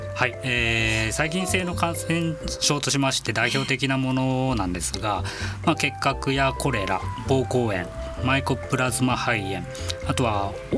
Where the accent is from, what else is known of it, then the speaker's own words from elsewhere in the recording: Miyagi, Japan; moved away; 実家がちょっと東北の方のもんですから